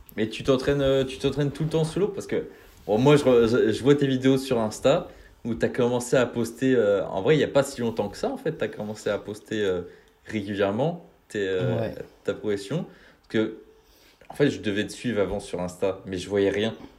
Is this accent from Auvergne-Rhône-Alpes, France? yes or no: no; Brittany, France; je suis de Bretagne, donc euh, plus euh, dans, dans l'ouest